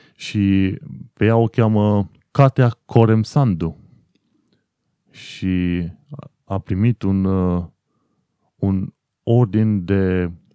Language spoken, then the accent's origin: Romanian; Romania; moved away as an adult; now in United Kingdom; eu sunt român